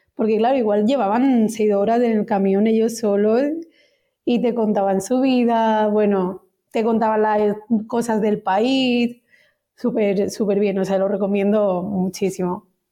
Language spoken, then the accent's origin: Spanish; near Vic, Osona, Barcelona, Catalonia, Spain; soy de Etona, que es un pueblecito que está al lado de Vic, en Osona, Barcelona exactamente